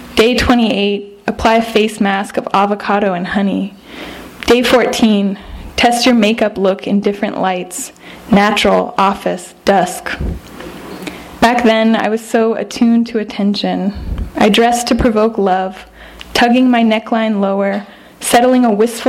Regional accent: Sonoma County, Northern California, United States; I'm from Northern California, Sonoma County

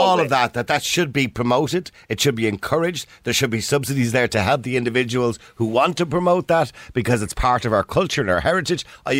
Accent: Dublin, Leinster, Ireland; I was born in Dublin. I don't know where, a mother and baby home, as far as I know, right? So we're both the same ethnicity. We're both Irish. We're both white.

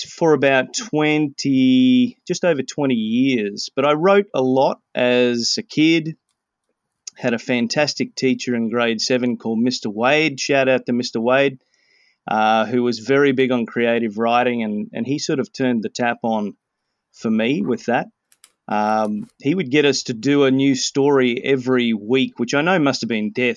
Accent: Australia; moved away as an adult; now in Vancouver, Canada; I was born in Australia and raised there, lived there for 37 years, and currently I'm in Vancouver and have been here for 11 years.

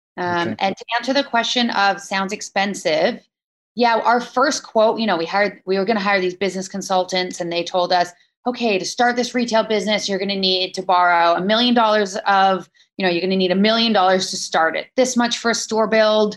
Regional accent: Maple Ridge, British Columbia, Canada; now in Vancouver, Canada; Yeah, I grew up in Maple Ridge, which is about an hour outside of Vancouver.

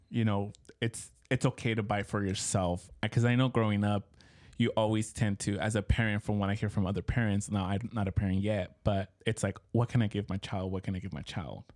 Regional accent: Mexico; moved away; growing up in Mexico, it was huge

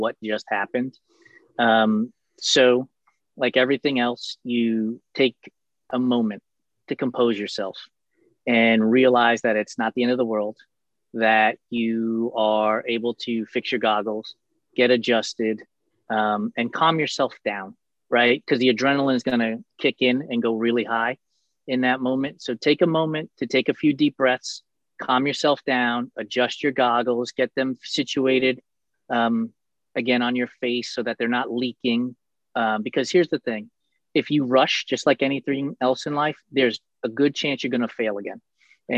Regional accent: New York City, New York, United States; As a kid growing up in New York and in and around New York City

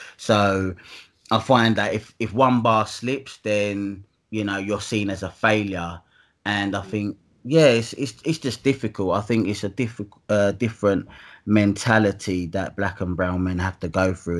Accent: Dagenham, London, United Kingdom; also born or lived in Hackney, London / Dalston, London; I'm from Essex. Um, I was born in Hackney, um, Homerton Children's Hospital

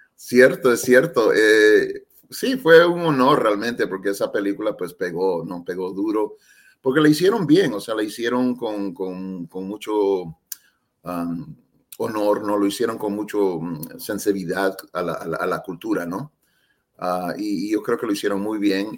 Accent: San Francisco, California, United States; also born or lived in El Salvador; no sabía español cuando estaba creciendo en, en, San Francisco, ¿no? Con mis padres

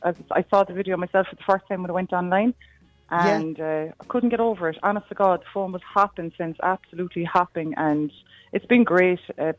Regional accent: Cork, Munster, Ireland; now in Blennerville, Ireland; I'm from Cork, from the Glen in Cork City.

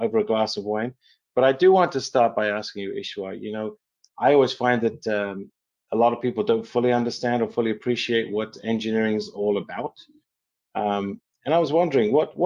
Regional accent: England, United Kingdom; I was born in England

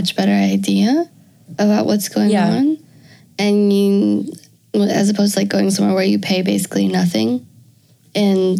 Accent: United States; as an American

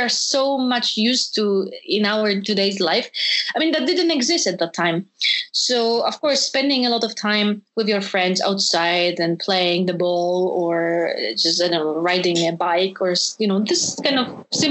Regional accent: Poland; moved away; also born or lived in Hanover, Germany; in Poland, in my home country

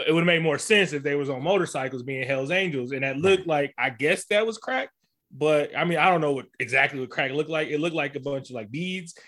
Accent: Bay Area, California, United States; black person growing up in the Bay Area

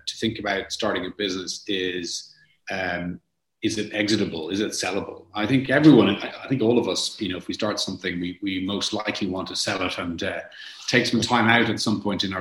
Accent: Ireland; also born or lived in Montreal, Canada / London; I was born in Montreal, Canada, moved back to Ireland as a young kid, did school and college here in Ireland

